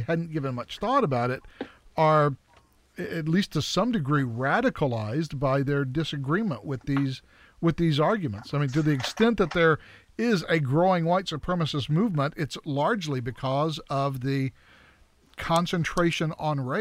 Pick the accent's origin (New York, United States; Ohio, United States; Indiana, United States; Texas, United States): Texas, United States; Pasadena; I grew up in Pasadena, Texas